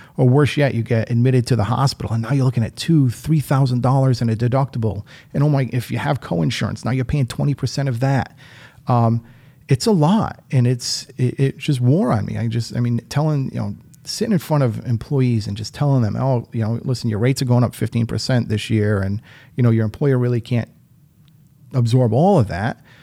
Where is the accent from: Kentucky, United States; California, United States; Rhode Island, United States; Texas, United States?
Rhode Island, United States; moved away as an adult; also born or lived in Western Massachusetts; now in Holyoke, United States; I was born and raised in Rhode Island.